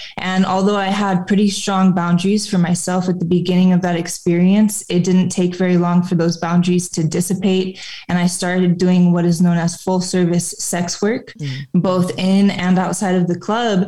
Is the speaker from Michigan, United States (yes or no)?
yes; a suburb of Flint, Michigan, United States; So I was born in a suburb of Flint, Michigan, and that is where I grew up.